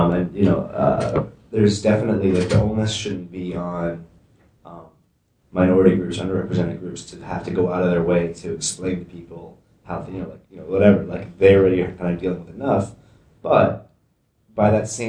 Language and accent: English; Vermont, United States; moved away; also born or lived in New York / West Coast; I was born here in New York, but I grew up in Vermont my entire life